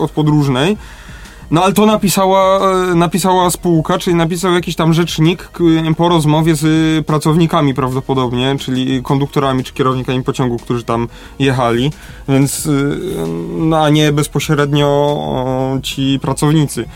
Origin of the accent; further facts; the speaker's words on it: Lesser Poland, Poland; u nas w Małopolsce